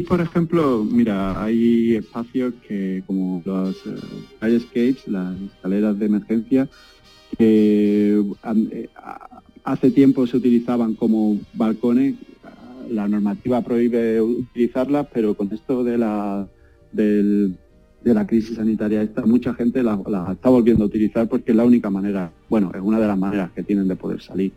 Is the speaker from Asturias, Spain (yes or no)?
no; Barbate, Andalusia, Spain; moved away as an adult; also born or lived in Seville / Stuttgart / Berlin / Düsseldorf; now in New York, United States; cuando salí de Barbate, pues fui a Sevilla a estudiar